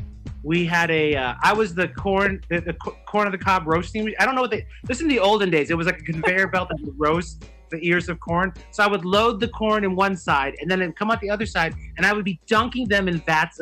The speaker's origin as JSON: {"language": "English", "region": "Illinois", "country": "United States", "tie": "born or raised there", "said": "I grew up in Illinois. I grew up in a small town in Illinois where, you know, people didn't even know what I was."}